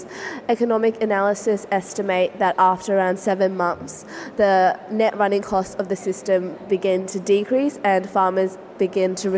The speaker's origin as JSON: {"language": "English", "country": "Vietnam", "moved": "yes", "lives_now": "Australia", "said": "my home country of Vietnam"}